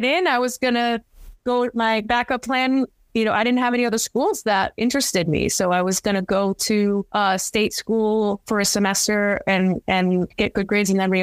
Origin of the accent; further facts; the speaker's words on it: Cranston, Rhode Island, United States; now in New York City, United States; my hometown in Cranston, Rhode Island